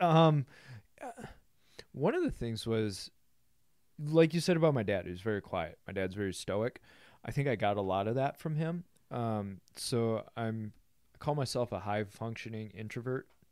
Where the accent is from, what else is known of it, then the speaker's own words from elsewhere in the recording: Grand Haven, Michigan, United States; So I grow up in a small town, West Michigan, uh, Grand Haven.